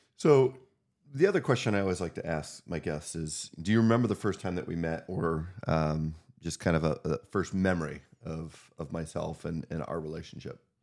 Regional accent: Northwest Pennsylvania, United States; we grew up together in Northwest Pennsylvania

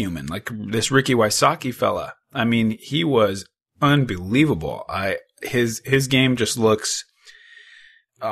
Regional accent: Corvallis, Oregon, United States; born or raised there

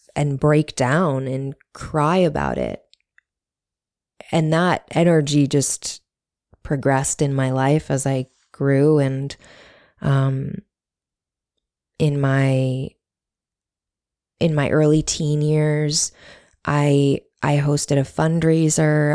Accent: Buffalo, New York, United States; I grew up in Buffalo, New York

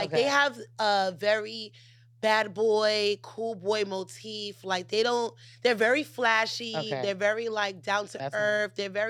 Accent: New York, United States; moved away

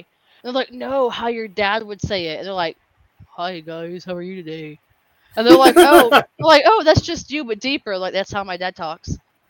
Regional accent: Nigeria; I'm just kidding. I'm Nigerian.

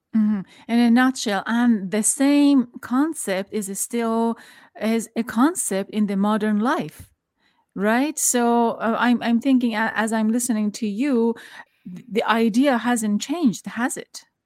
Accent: Tehran, Tehran Province, Iran; now in United States; I'm from Iran, back in Tehran. I was growing up

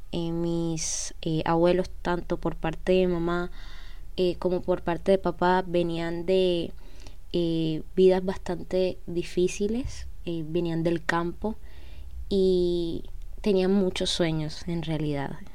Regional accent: Cartagena, Bolívar, Colombia; soy de Colombia, como ya, ven en el título, tengo 20, nací en el 2002, eh, precisamente en septiembre 14, y nací en una ciudad que se llama Cartagena

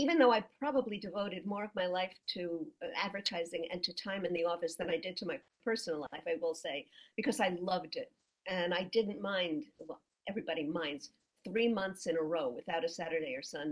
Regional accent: New York, United States; I was a female. I was from New York.

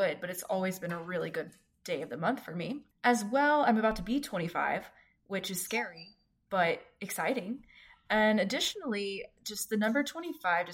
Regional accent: Houston, Texas, United States; I grew up in the Houston area

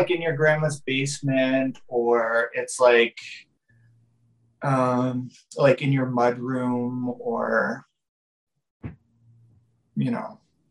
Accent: Vancouver, British Columbia, Canada; I'm from Vancouver.

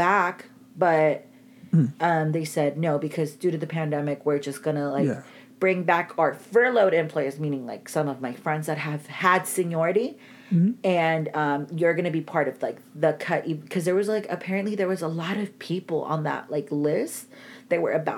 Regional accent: Anaheim, California, United States; now in Inland Empire, United States; we're also Anaheim natives. We were raised in Anaheim.

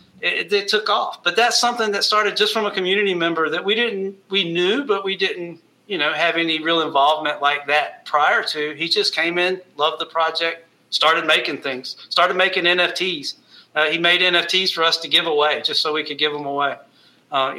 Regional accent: United States; we're all from the United States

